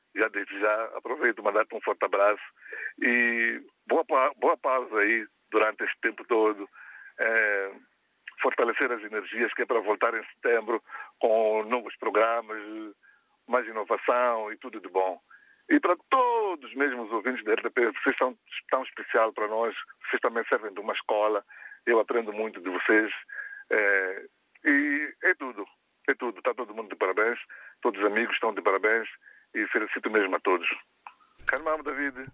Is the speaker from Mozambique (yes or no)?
yes; Maputo, Mozambique; moved away; also born or lived in Durban, South Africa / Johannesburg, South Africa; eu nasci aqui em Maputo, é, concretamente na Catembe, a escassos metros da, da, da, da capital, e estudei aqui na capital